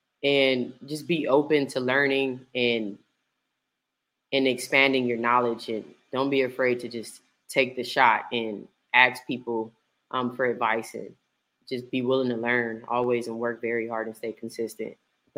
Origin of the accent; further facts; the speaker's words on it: California, United States; now in Dallas, United States; And also I am currently in Dallas, but I'm from California.